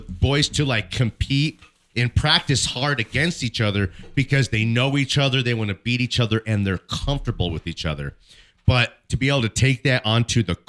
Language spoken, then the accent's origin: English; Denver, Colorado, United States; I'm from Bear Valley. I'm right there. I know the area.